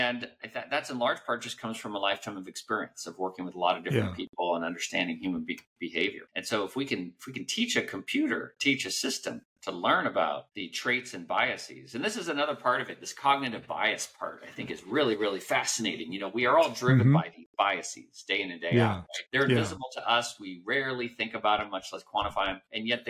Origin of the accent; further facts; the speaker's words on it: Guam; also born or lived in Hawaii / Colorado Springs, Colorado; I grew up mostly in Guam, about 8 years of my childhood in Guam, and then Hawaii, and then Colorado.